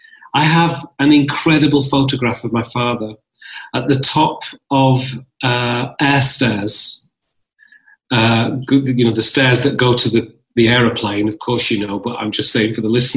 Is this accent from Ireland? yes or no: no; Northern England, United Kingdom; now in London, United Kingdom; I'm also a northern lad. I'm also a Londoner because I live in London. I'm also a citizen of England. I am a citizen. I am a born from Ethiopia, son of Ethiopia.